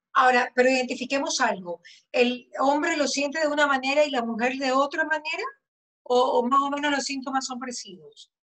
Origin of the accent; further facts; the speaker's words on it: Manabí, Ecuador; now in Guayaquil, Ecuador; Los manavitas también somos así